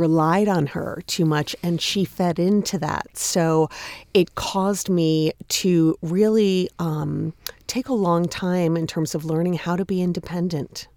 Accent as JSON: {"language": "English", "area": "Long Island", "region": "New York", "country": "United States", "tie": "born or raised there", "also_born_or_lived": "Massachusetts", "moved": "as an adult", "lives_now": "New York City, United States"}